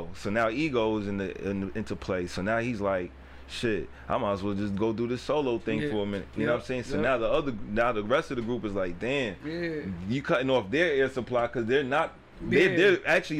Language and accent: English; New York City, New York, United States; So growing up in the Bronx, it was just me, both my parents, and my older sister.